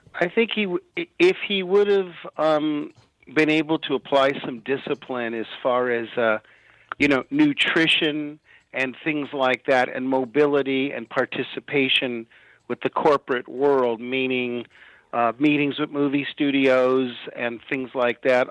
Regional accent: Los Angeles, California, United States; I'm I'm from Hollywood.

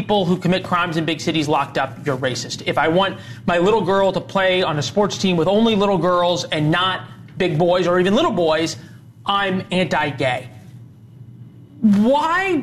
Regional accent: Missouri, United States; moved away; my home state of Missouri.

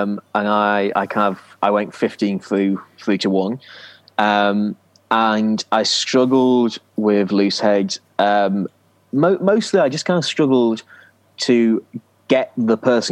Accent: Yorkshire and the Humber, United Kingdom; also born or lived in Lancashire; I grew up in Yorkshire. I was born in Lancashire, but grew up in Yorkshire.

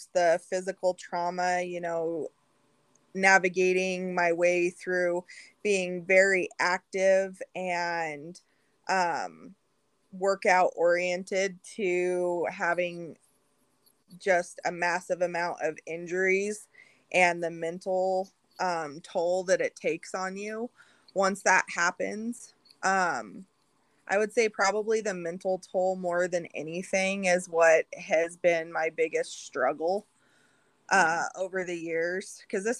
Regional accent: Western Colorado, United States; I live in Western Colorado or grew up in Western Colorado.

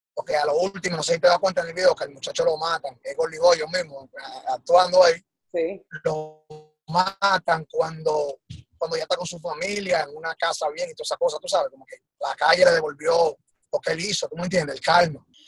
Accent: Dominican Republic; nosotros, los, talentos de allá de RD

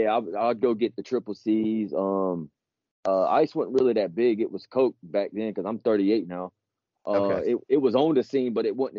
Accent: Augusta, Georgia, United States; now in South Carolina, United States; I'm from Augusta, Georgia

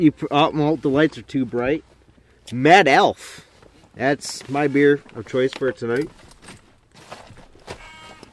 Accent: United States; As an American

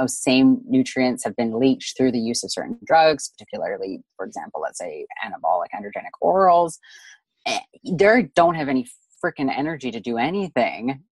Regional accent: Canada; we're both Canadian here

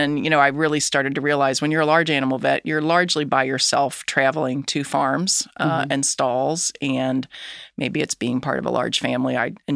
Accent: Edgewood, Kentucky, United States; I did grow up in Northern Kentucky, Edgewood specifically.

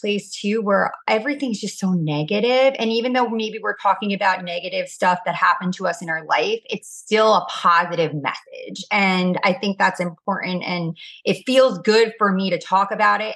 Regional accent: Orange County, California, United States; I am obviously from Orange County

